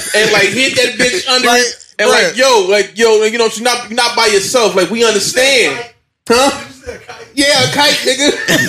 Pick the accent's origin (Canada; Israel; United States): United States; Chicago, Illinois; Bro, I'm from Chicago.